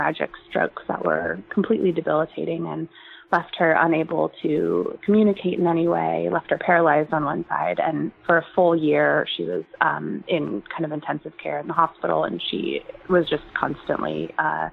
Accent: San Francisco Bay Area, California, United States; I'm from the San Francisco Bay Area

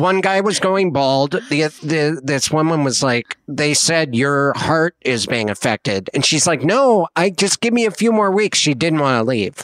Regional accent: Montana, United States; I'm from Montana

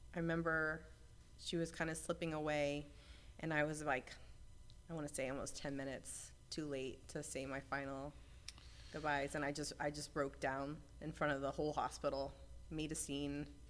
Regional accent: Tampa, Florida, United States; I grew up in Tampa, Florida, in Ybor City area

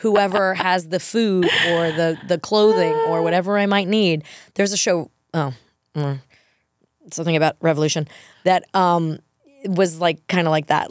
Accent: New York, United States; moved away as an adult; also born or lived in Los Angeles; I, too, only went to World because I grew up in New York

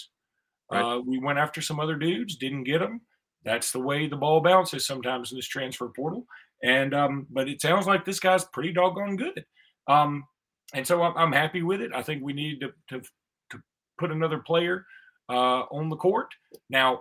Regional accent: Alexander City, Alabama, United States; When I was young and I grew up in Ellic City on Lake Martin

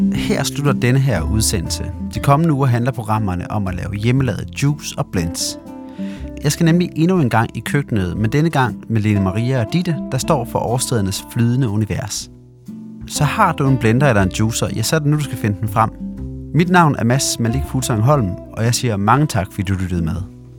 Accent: Denmark; i Jylland, hvor jeg kommer fra

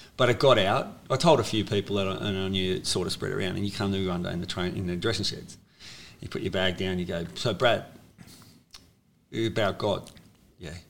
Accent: Sydney, New South Wales, Australia; I was born in St George Hospital

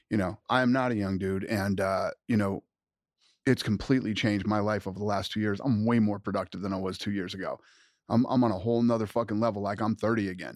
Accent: United States; I am an American

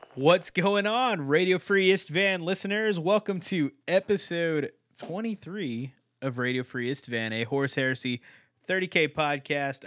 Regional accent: Texas, United States; I'm from Texas

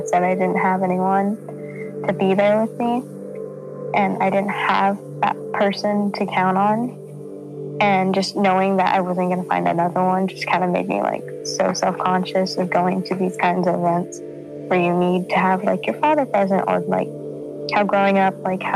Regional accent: Aliso Viejo, California, United States; I'm from Aliso Viejo, California

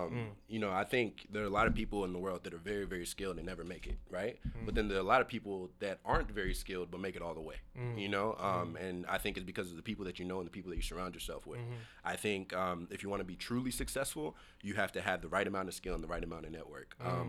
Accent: the South, United States; And I'm from the South.

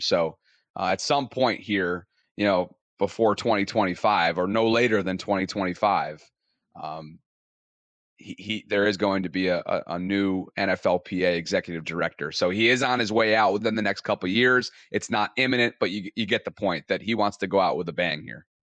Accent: Albany, New York, United States; now in Baltimore, United States; Originally from Albany, New York

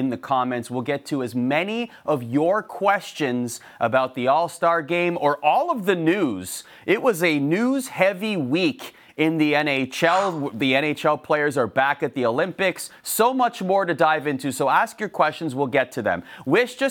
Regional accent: Toronto, Ontario, Canada; now in Bristol, United States; how has the week been in my hometown

